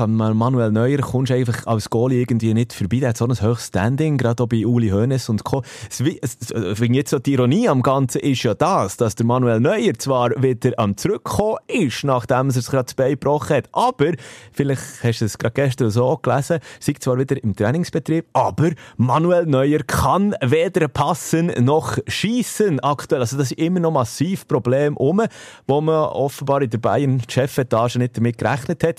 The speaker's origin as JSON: {"language": "German", "country": "Switzerland", "said": "hier bei uns in der Schweiz"}